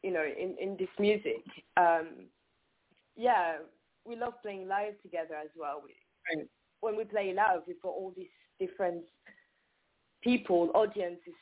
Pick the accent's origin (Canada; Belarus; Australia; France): France; accent: French; English is a second language; moved away as an adult; I am French. I grew up in France. Yeah, I was born in France